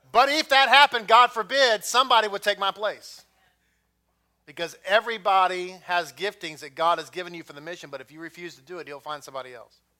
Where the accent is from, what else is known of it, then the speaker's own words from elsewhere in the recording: Texas, United States; I'm from Texas